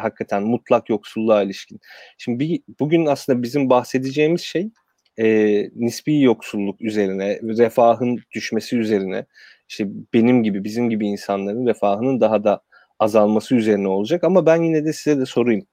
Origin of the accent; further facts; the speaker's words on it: Kırıkkale, Turkey; Kırıkkale'de doğdum, büyüdüm.